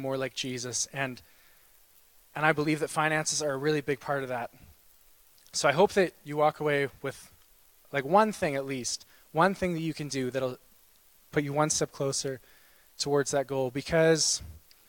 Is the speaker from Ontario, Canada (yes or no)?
no; Winnipeg, Manitoba, Canada; moved away as an adult; now in Saskatoon, Canada; I'm from Winnipeg. I was born here, raised there.